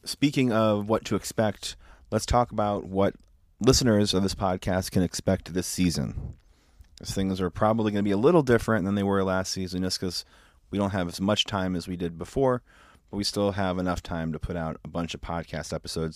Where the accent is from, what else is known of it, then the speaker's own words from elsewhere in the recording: Lewiston, New York, United States; We grew up in Lewiston